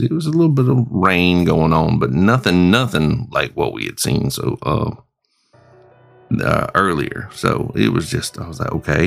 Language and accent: English; Springfield, South Carolina, United States; my hometown of Springfield, South Carolina